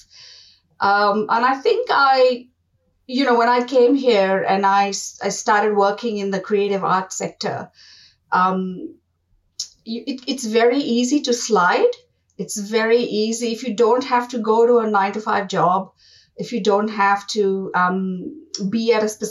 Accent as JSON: {"language": "English", "town": "Mumbai", "region": "Maharashtra", "country": "India", "tie": "born or raised there", "moved": "as an adult", "lives_now": "New Zealand", "said": "I am originally from India, was born in Mumbai, and I arrived in Aotearoa 1st of December 2001."}